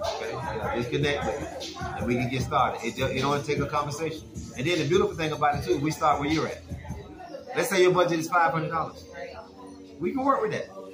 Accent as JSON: {"language": "English", "town": "Jacksonville", "region": "Florida", "country": "United States", "said": "I'm from Jacksonville, Florida"}